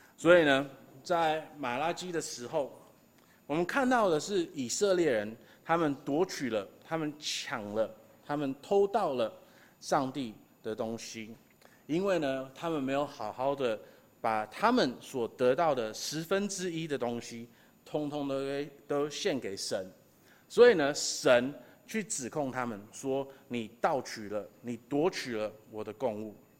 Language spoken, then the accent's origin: Chinese; Taiwan; 我们台湾人